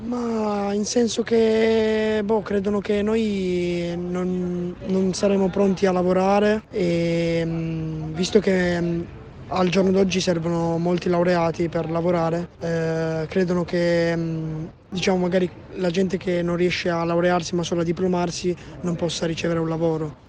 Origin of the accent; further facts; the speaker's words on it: Piossasco/Pianezza area, Piedmont, Italy; ho 16 anni e vengo dal Pignano